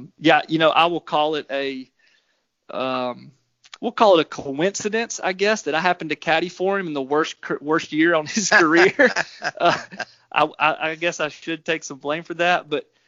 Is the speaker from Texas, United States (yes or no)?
no; Georgia, United States; moved away as an adult; also born or lived in Alabama; I'm from Georgia and went to Alabama.